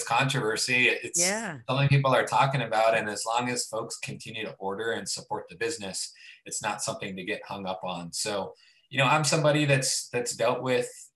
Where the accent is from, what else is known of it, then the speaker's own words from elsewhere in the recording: Youngstown, Ohio, United States; moved away as an adult; now in Columbus, United States; I'm initially from Youngstown, Ohio, which is Northeast Ohio, a huge Italian population. And so I grew up on a lot of cooking with my family